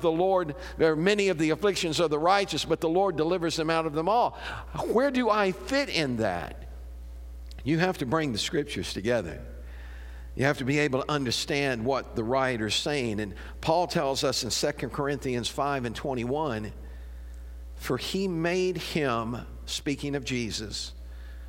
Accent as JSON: {"language": "English", "town": "Chicago", "region": "Illinois", "country": "United States", "tie": "born or raised there", "moved": "yes", "lives_now": "Murphysboro, United States", "said": "I was raised up around Chicago, but my grandparents lived down here, so we'd come down here on vacation."}